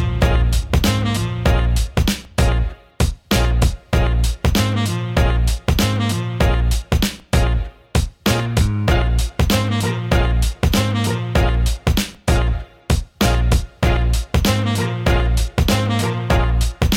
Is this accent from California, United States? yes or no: no; Miami, Florida, United States; I'm from Miami